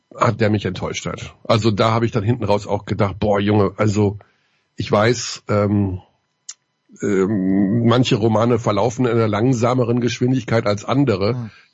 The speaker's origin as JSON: {"language": "German", "country": "Germany", "said": "als Deutscher"}